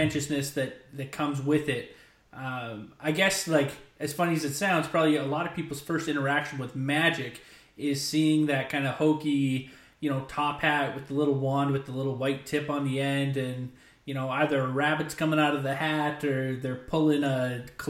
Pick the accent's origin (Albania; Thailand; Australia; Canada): Canada; I'm from Canada